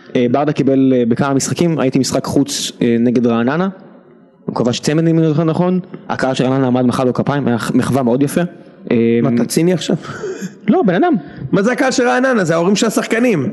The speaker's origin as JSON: {"language": "Hebrew", "country": "Israel", "said": "אנחנו ישראלים"}